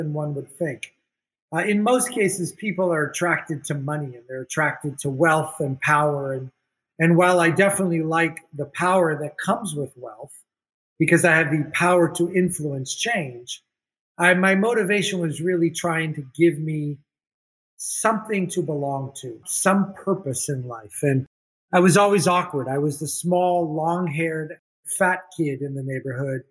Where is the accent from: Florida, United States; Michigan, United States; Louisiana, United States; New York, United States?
Florida, United States; Miami; also born or lived in Beirut, Lebanon; Grew up in Miami, Florida the whole time